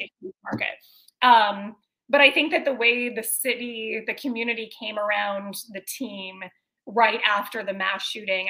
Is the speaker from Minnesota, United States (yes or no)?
yes; Minnesota, United States; I did grow up in Minnesota, but neither of my parents are from Minnesota